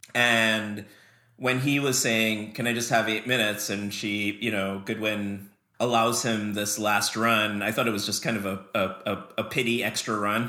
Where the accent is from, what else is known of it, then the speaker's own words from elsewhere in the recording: Trinidad & Tobago; moved away; I grew up in Trinidad in the Caribbean